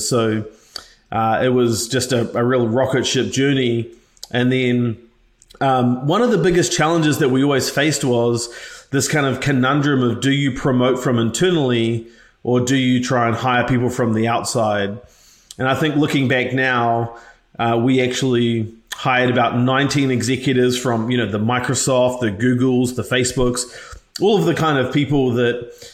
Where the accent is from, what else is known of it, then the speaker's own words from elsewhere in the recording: New Zealand; moved away; I'm actually from a single parent household from New Zealand originally, in case you can't tell from my funny accent